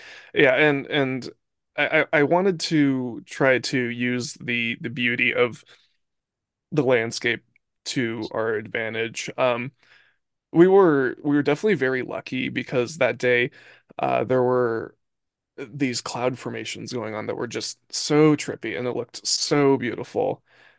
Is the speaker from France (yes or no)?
no; Santa Barbara, California, United States; Yep, born and raised.